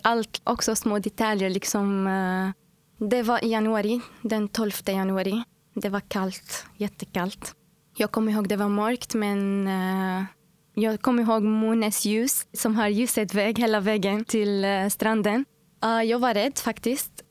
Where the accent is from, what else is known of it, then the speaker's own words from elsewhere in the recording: Syria; Swedish is a second language; moved away as an adult; now in Uddevalla, Sweden; Ja, jag kommer från Syrien och jag har bott här i Sverige nu i fyra år, fyra och ett halvt år, snart fem år.